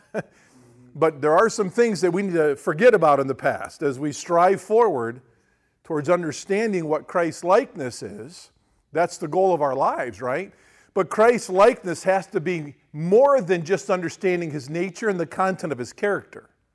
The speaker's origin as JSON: {"language": "English", "country": "United States", "tie": "born or raised there", "said": "we grew up in Amish town"}